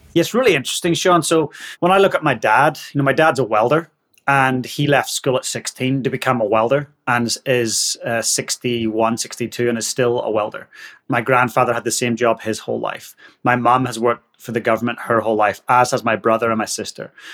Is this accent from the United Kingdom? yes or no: yes; Northern Ireland, United Kingdom; moved away as an adult; now in Christchurch, New Zealand; I'm from Northern Ireland and I've been living down in the Antipodes for the last 16, 17 years grew up in a little working class town just north of Belfast